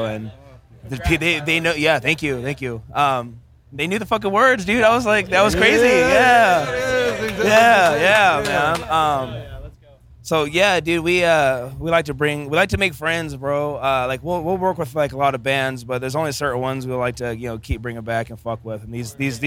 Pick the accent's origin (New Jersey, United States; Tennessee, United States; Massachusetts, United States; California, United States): California, United States; Bakersfield; Bakersfield, born and raised.